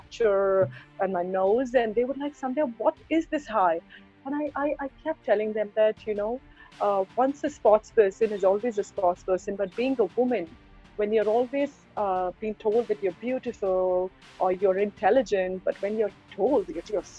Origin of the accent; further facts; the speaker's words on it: Mumbai, Maharashtra, India; I'm born and brought up in Mumbai